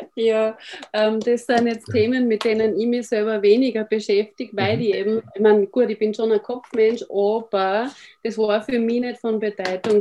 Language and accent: German; Austria; ich bin aus Österreich